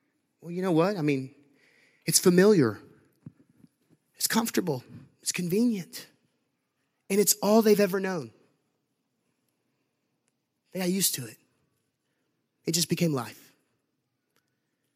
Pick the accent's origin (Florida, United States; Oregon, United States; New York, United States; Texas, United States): Texas, United States; Huntsville; I grew up in Huntsville, Texas.